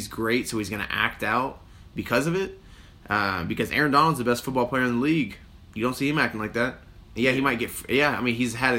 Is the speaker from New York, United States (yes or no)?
no; Kentucky, United States; we're from Kentucky